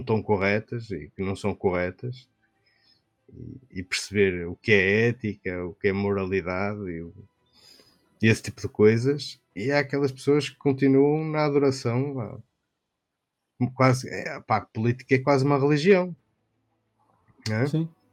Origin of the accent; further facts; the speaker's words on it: Norte, Portugal; accent: northern; eu tenho um, sotaque, um sotaque mais aqui do norte